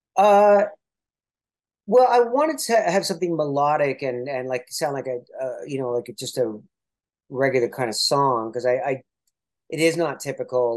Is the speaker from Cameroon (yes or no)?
no; Toronto, Ontario, Canada; I'm from Toronto